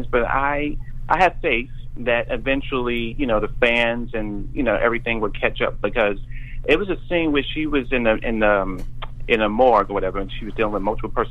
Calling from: Brooklyn, New York, United States; from Brooklyn.

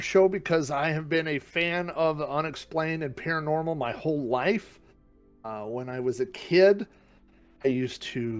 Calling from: Oklahoma City, Oklahoma, United States; Right, I'm calling in from Oklahoma City, Oklahoma.

